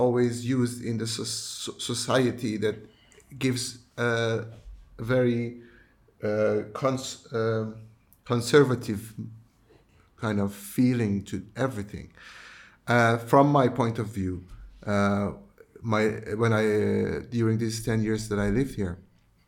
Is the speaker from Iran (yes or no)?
yes; Iran; moved away as an adult; now in Netherlands; I come from Iran, where it's a country that everybody has an opinion about everything